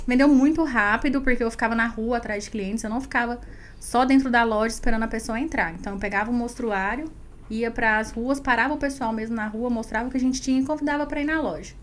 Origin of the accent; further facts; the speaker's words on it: Goiás, Brazil; Sou goiana.